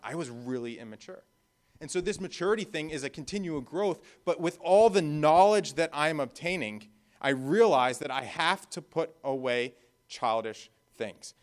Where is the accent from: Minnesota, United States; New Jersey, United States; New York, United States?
New Jersey, United States; moved away; also born or lived in Florida / Bahamas; I grew up in New Jersey